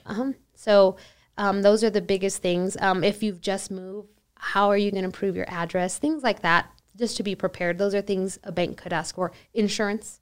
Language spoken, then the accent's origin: English; El Paso, Texas, United States; I'm from El Paso, born and raised